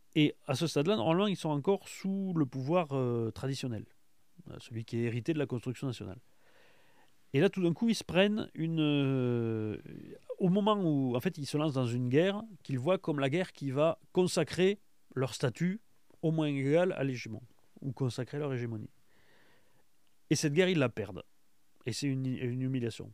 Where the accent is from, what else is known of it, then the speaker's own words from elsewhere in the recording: France; en tant que Français